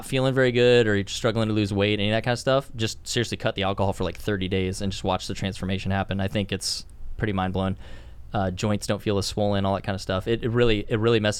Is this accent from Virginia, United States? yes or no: no; Portland, Oregon, United States; moved away; also born or lived in Vienna, Austria; I'm from Portland area, man. Portland, Oregon.